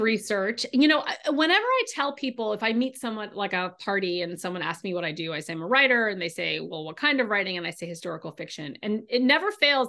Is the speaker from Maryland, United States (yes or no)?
no; California, United States; now in Boston, United States; I grew up in California